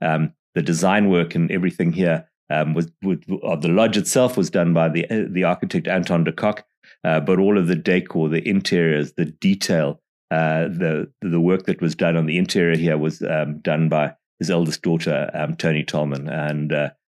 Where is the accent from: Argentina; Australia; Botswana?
Botswana; you know, I'm from Botswana, and they'd say, well, where is that?